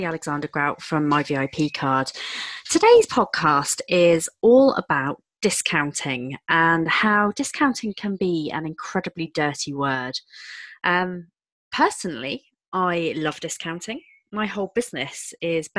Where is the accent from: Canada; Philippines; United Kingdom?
United Kingdom; we're British